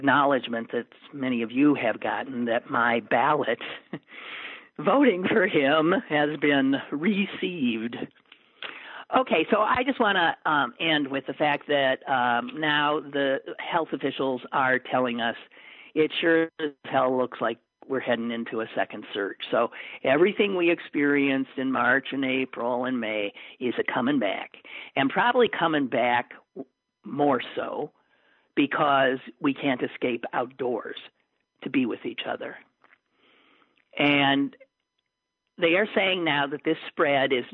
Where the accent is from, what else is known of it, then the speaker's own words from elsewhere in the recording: Green Bay, Wisconsin, United States; my hometown of Green Bay